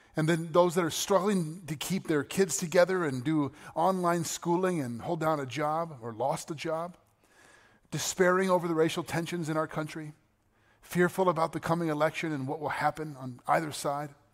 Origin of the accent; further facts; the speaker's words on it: United States; I'm an American. Proud to be an American.